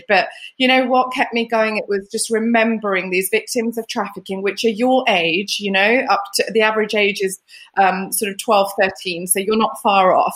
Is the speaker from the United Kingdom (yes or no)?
yes; United Kingdom; also born or lived in Lapland, Finland; we moved to the UK when I was 7